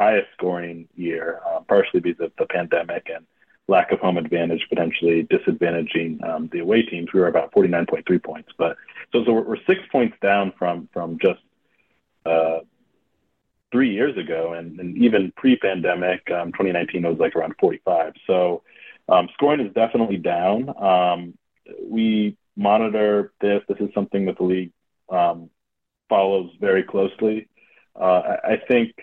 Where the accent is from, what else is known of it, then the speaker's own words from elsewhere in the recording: Oakland, California, United States; moved away as an adult; also born or lived in Madison, Wisconsin / New York; I grew up in Oakland, California